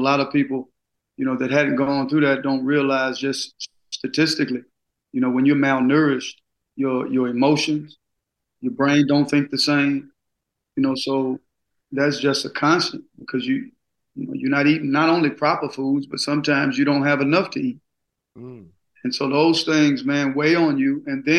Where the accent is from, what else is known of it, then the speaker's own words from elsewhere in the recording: Gulfport, Mississippi, United States; Oh, man, about 4 or 5 blocks from the beach, single parent, poverty, being misdiagnosed up until the 11th grade.